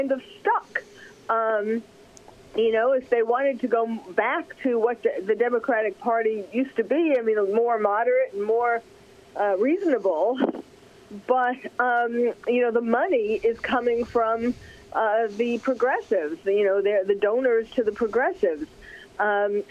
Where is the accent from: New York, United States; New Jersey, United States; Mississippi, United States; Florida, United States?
New York, United States; New York City; I'm from New York, from New York City